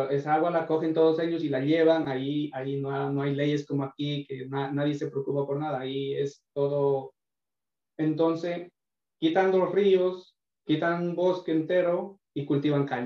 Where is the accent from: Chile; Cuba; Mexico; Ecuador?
Ecuador; born there; Sí, exactamente, estoy hablando de, mi pueblo, de mi provincia.